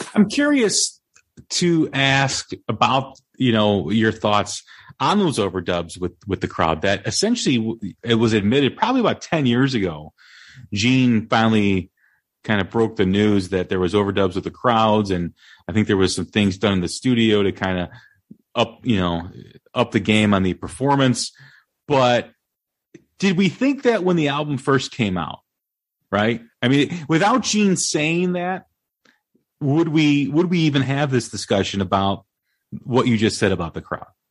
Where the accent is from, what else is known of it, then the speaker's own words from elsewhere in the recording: Des Plaines, Illinois, United States; my hometown uh, in Des Plaines, Illinois